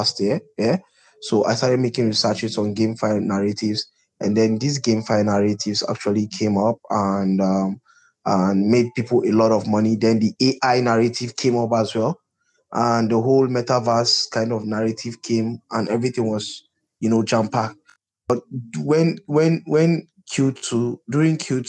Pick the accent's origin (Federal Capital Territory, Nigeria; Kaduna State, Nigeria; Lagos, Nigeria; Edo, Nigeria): Kaduna State, Nigeria; also born or lived in Zaria; I'm from the north. I'm from Kaduna State